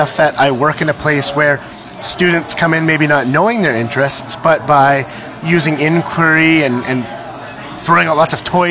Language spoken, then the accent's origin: English; Geraldton, Ontario, Canada; I am an educator from Geraldton, Ontario, up in beautiful northwestern Ontario.